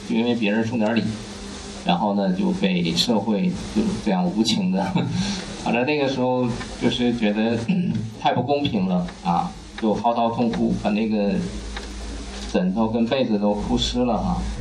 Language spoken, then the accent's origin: Chinese; Kaiyuan, Liaoning, China; moved away as an adult; now in Beijing, China; 我出生在一个很神奇的城市哈，就是辽宁的开原啊，就是铁岭下面的一个县级市。这个城市很小